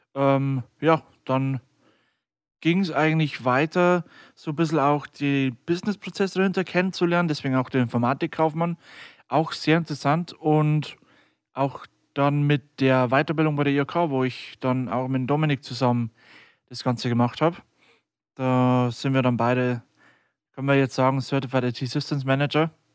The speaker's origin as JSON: {"language": "German", "area": "near Deggendorf", "region": "Bavaria", "country": "Germany", "said": "bin 23 Jahre alt und komme aus der Nähe von Deggendorf"}